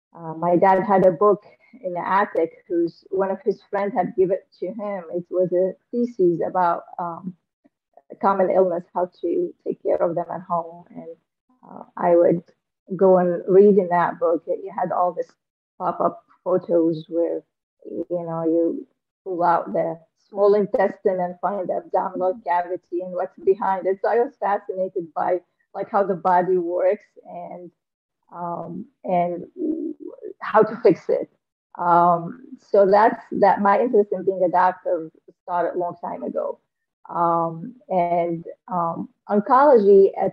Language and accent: English; Damascus, Damascus Governorate, Syria; moved away as an adult; also born or lived in Aleppo; now in United States; I came from Syria. I was born in Damascus, Syria